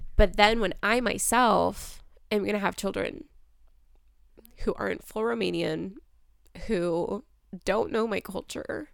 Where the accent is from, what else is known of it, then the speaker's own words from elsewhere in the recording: United States; I was born in America. I was raised in America.